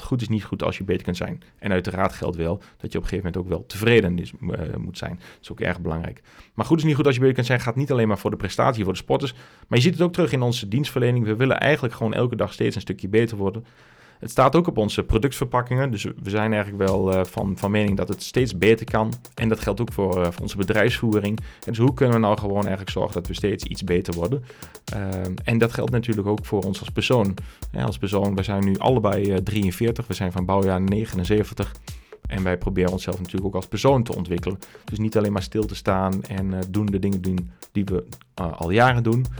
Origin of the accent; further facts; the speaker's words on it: Westerhaar, Overijssel, Netherlands; accent: Twents; also born or lived in Hengelo; opgegroeid in Westerhaar, klein plaatsje in Twente